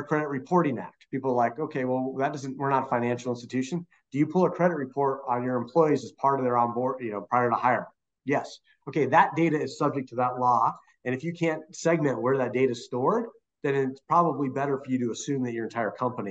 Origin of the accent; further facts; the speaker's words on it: Arizona, United States; my home state of Arizona